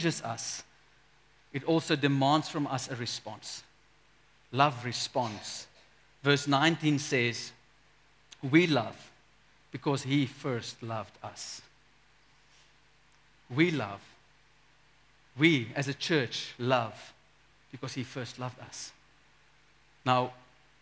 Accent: South Africa; we as a South African people, we grew up in a culture where everyone is Christian

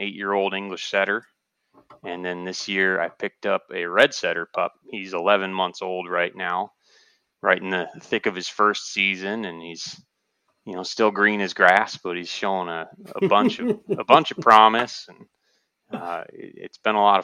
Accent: Southeast Michigan, United States; I'm from here in Southeast Michigan

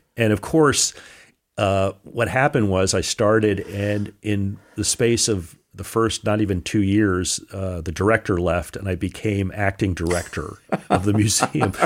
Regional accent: Newark, New Jersey, United States; moved away; also born or lived in Connecticut; I was born in Newark

